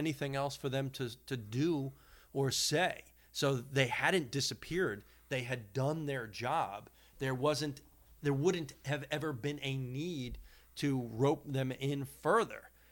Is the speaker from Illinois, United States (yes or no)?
no; Long Island, New York, United States; having grown up on Long Island